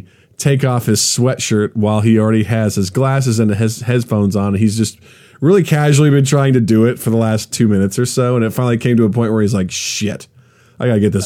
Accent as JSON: {"language": "English", "town": "Kirksville", "region": "Missouri", "country": "United States", "tie": "born or raised there", "moved": "yes", "said": "my hometown in Kirksville"}